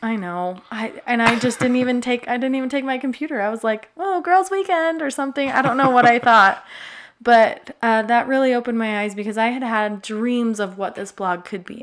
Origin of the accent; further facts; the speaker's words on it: Utah, United States; I grew up in Utah